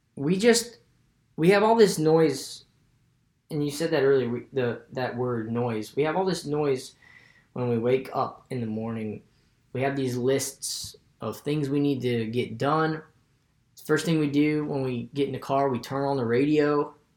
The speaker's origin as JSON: {"language": "English", "region": "West Virginia", "country": "United States", "said": "I'm from West Virginia."}